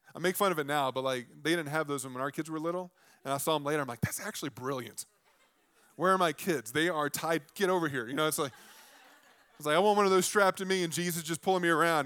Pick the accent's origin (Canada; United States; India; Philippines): United States; the South; I grew up in the South